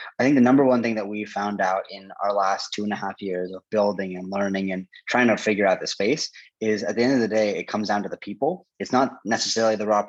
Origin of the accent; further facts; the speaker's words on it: Portland, Oregon, United States; also born or lived in Gainesville, Florida; the majority of my formative life before college, all in Portland, Oregon. So grew up there. I associate Portland with like my hometown